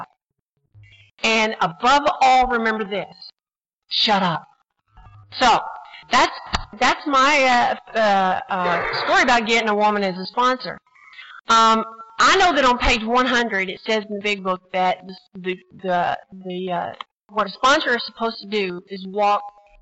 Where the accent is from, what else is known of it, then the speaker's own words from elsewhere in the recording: Texas, United States; now in New Jersey, United States; I'm from Texas